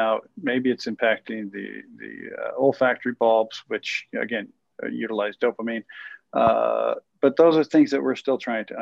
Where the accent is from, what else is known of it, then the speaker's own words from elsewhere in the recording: Iowa, United States; moved away; I'm originally from Iowa, right? A small town